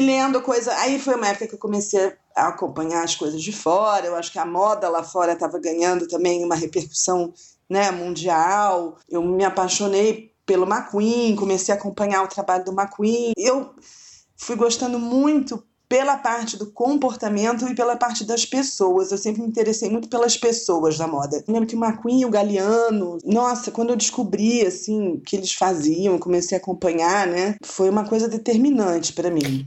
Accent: Rio de Janeiro, Brazil; Eu morava no Rio, né? Eu sou carioca

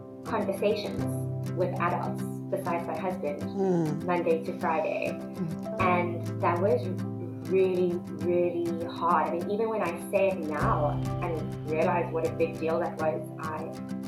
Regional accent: Cape Town, Western Cape, South Africa; also born or lived in South Korea; I grew up in Cape Town

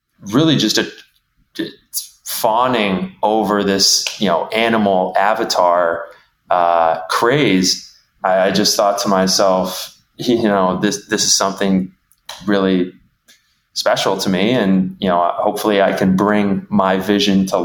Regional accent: Midwest, United States; I am from the Midwest. I am from the heartland of the U.S.

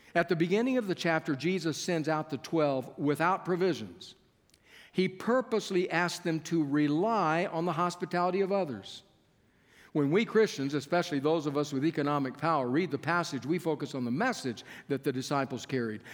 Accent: Keene, Texas, United States; moved away as an adult; also born or lived in Berrien Springs, Michigan (Andrews University); I was coming from Keene, Texas

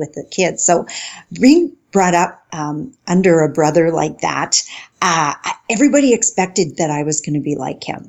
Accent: northern Saskatchewan, Canada; now in White City, Canada; I was born in Saskatchewan, not in White City, but in northern Saskatchewan

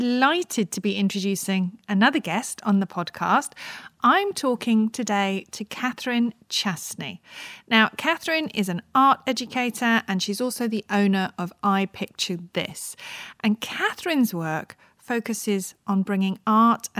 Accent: St Albans, East of England, United Kingdom; I grew up in St Albans. I'm also a Hertfordshire girl

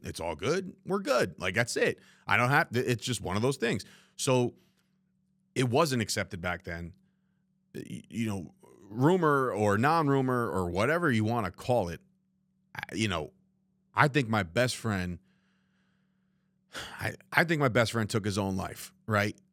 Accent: New Jersey, United States; three guys growing up in New Jersey

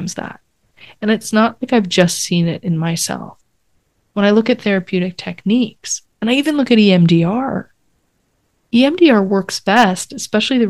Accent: Canada; I'm Canadian

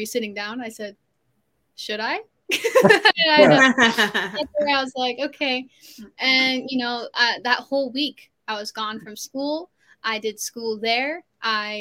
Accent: Orlando, Florida, United States; also born or lived in Sarasota, Florida; now in California, United States; my hometown, Orlando and Sarasota

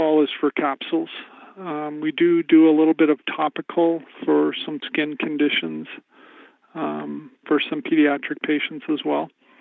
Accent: Dickinson, North Dakota, United States; also born or lived in Fargo, North Dakota; lived in Fargo for a couple of years before moving back to my hometown of Dickinson

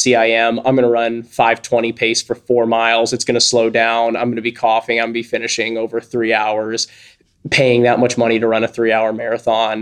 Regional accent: St. Louis, Missouri, United States; I grew up in St. Louis, Missouri.

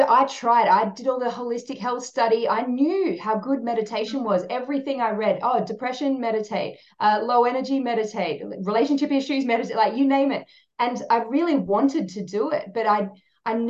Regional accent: South Australia, Australia; now in Sunshine Coast, Australia; I grew up in South Australia, it was pretty green here

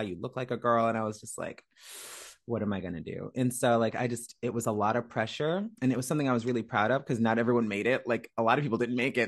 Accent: Woodbridge, Virginia, United States; moved away as an adult; also born or lived in Miami; now in Los Angeles, United States; I am from Woodbridge, Virginia

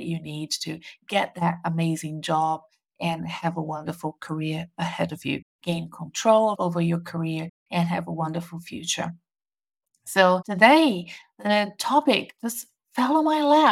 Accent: Brazil; now in Melbourne, Australia; I'm currently in Brazil, my home country, visiting family and friends

